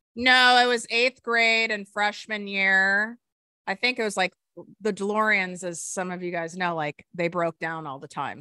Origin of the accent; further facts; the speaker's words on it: Highland Park, Illinois, United States; I grew up in North Shore, Chicago